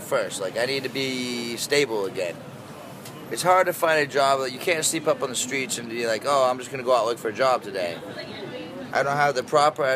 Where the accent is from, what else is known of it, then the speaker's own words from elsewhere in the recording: Maine, United States; also born or lived in Colorado; now in New York City, United States; I'm from the country originally. I'm from Maine originally